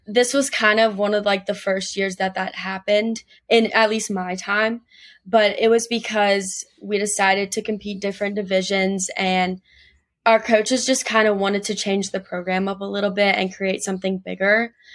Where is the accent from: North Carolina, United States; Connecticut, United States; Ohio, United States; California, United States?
North Carolina, United States; Gastonia; I'm from Gastonia, North Carolina, which is, like, kind of a small town, like, thirty-ish minutes right outside of Charlotte.